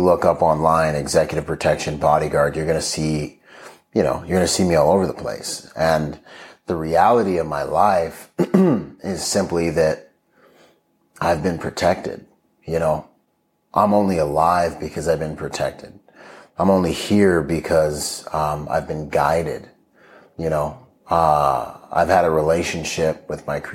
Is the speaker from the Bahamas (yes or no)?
yes; Bahamas; moved away; also born or lived in Washington State; I grew up in the Bahamas